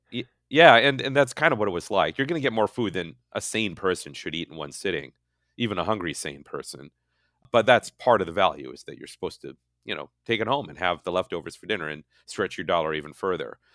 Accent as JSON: {"language": "English", "town": "Hastings", "region": "Minnesota", "country": "United States", "tie": "born or raised there", "moved": "as an adult", "lives_now": "California, United States", "said": "my hometown of Hastings"}